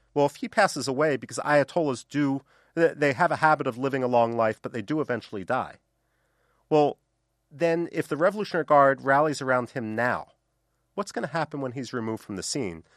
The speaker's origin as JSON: {"language": "English", "town": "Philadelphia", "region": "Pennsylvania", "country": "United States", "tie": "born or raised there", "said": "I grew up in Northeast Philadelphia"}